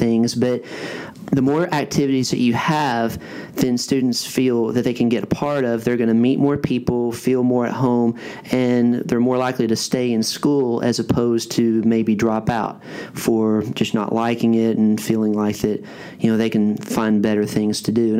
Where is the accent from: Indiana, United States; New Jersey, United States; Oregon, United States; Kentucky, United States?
Kentucky, United States; Western; growing up in Western Kentucky